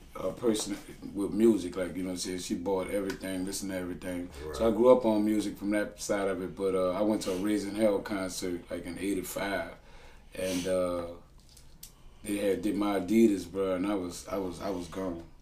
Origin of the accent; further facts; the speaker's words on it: New Orleans, Louisiana, United States; I'm from Holly Grove